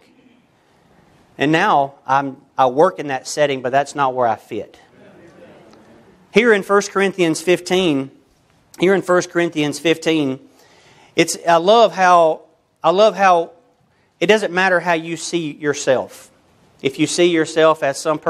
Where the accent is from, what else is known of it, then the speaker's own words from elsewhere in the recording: United States; I'm American